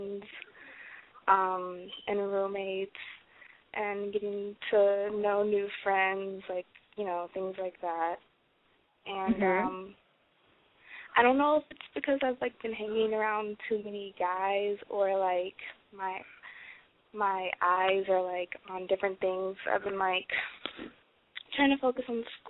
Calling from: Detroit, Michigan, United States; I'm 19, and I'm calling from Detroit

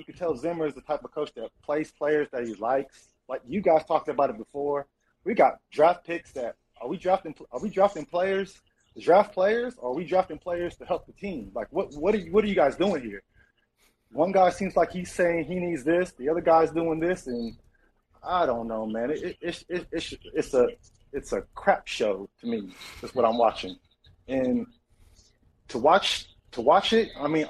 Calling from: Louisville, Kentucky, United States; I'm in Louisville, Kentucky, man.

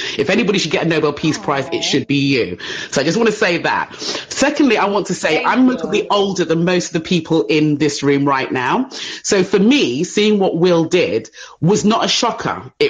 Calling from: England, United Kingdom; I'm calling from England.

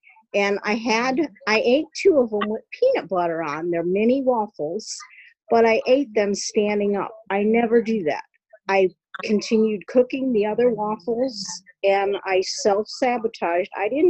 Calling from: Ohio, United States

